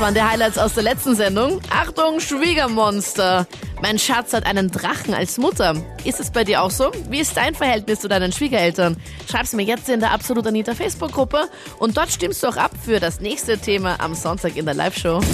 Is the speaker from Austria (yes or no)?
yes; Austria; wir sind ja Österreicher